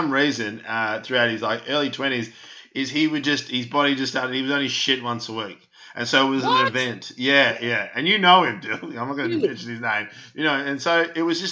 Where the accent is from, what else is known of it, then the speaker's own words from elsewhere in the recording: Melbourne, Victoria, Australia; I grew up in North Carlton